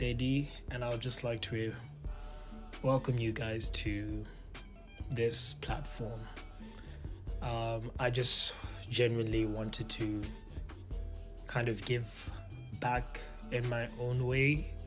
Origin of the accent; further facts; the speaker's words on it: Palapye, Central District, Botswana; first language Setswana; English is a second language; moved away as an adult; also born or lived in Lotsane; now in Canada; I grew up in Phalaphe, Botswana, and that is where I literally spent a good amount of my life.